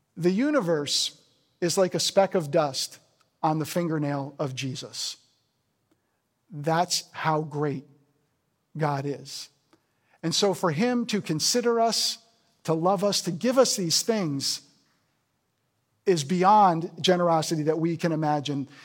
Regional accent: New Jersey, United States; moved away; I'm from New Jersey originally

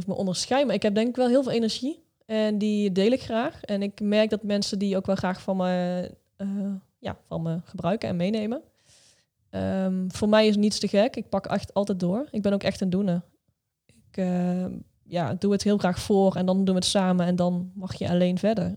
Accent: Netherlands; wij Hollanders

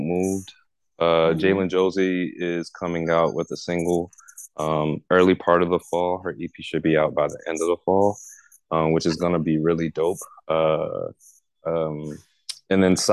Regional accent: Baltimore, Maryland, United States; growing up in Baltimore

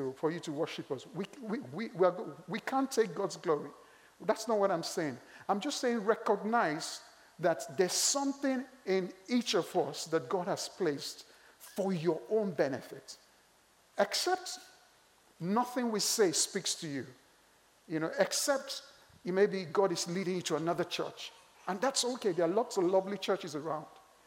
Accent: Nigeria; I'm Nigerian

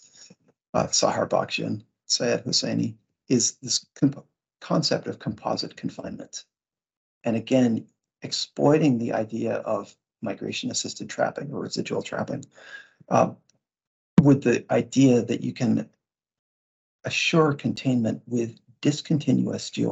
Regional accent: Vermont, United States; I grew up in Vermont

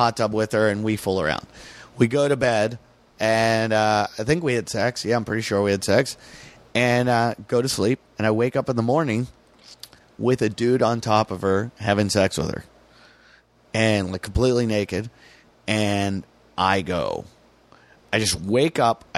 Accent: United States; I'm an American

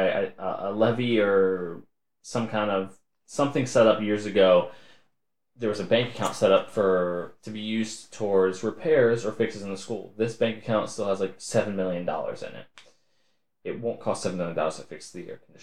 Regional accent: Chippewa Local School District, Ohio, United States; My hometown, Chippewa Local School District, I went to a very small school

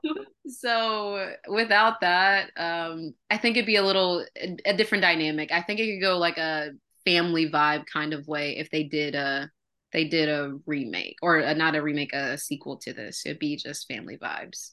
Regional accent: Alabama, United States; moved away as an adult; also born or lived in Mississippi; now in California, United States; I'm originally from the South, um, Alabama

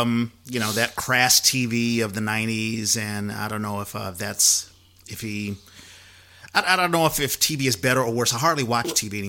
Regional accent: East Coast, United States; I'm from the East Coast, and, you know, I was raised

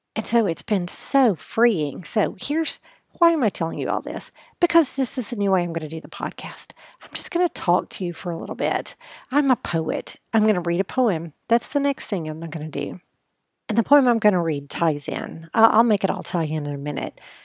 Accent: United States; as a woman, as an American woman

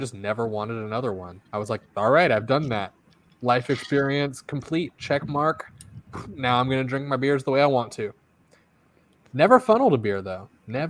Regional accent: Georgia, United States; I'm from Georgia. I can do the Southern drawl.

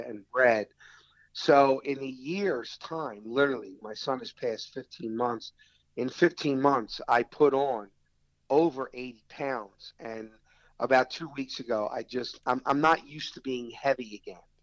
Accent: Philadelphia, Pennsylvania, United States; I'm from Philly

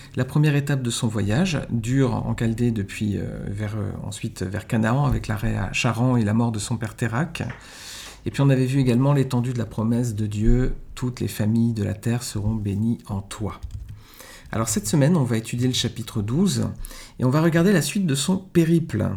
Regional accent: France; chez nous en France

